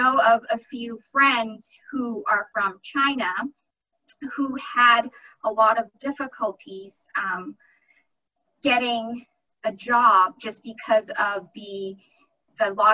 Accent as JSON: {"language": "English", "country": "Canada", "moved": "yes", "lives_now": "Boston, United States", "said": "So I'm Canadian, so our visa status is a little bit easier"}